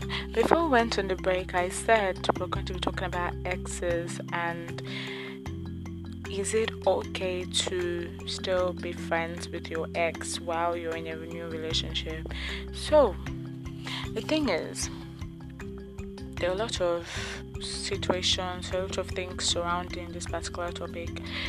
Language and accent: English; Nigeria; living as a Nigerian